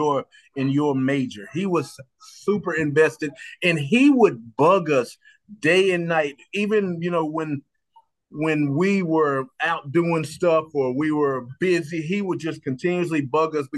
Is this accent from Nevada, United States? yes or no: no; Roxboro, North Carolina, United States; I grew up in Roxboro, North Carolina